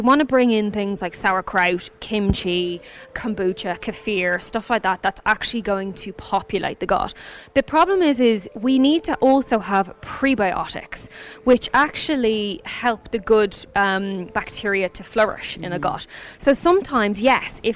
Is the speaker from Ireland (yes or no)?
yes; Ireland; I'm Irish